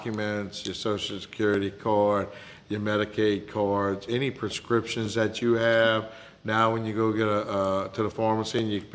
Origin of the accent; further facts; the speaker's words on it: Morgan City, Louisiana, United States; I'm originally from Morgan City